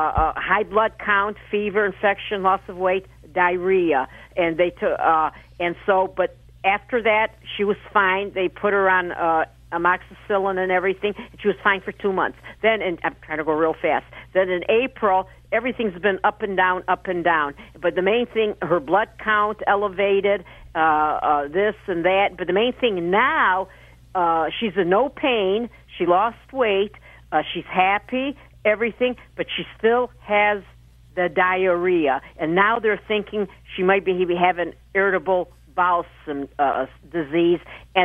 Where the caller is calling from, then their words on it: Alpena, Michigan, United States; Alpena, Michigan. That's maybe 200 miles from Detroit.